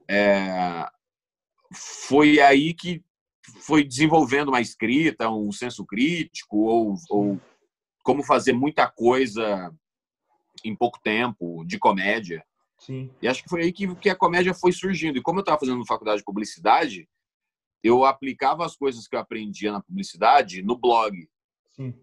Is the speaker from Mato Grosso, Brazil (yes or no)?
yes; Sinop, Mato Grosso, Brazil; also born or lived in Cuiabá; eu cresci é, em Cuiabá, onde eu nasci, no, no, no capital, na capital do Mato Grosso. Uhum. E depois eu fui para Sinop, que é uma cidade no interior do Mato Grosso, e foi lá que eu cresci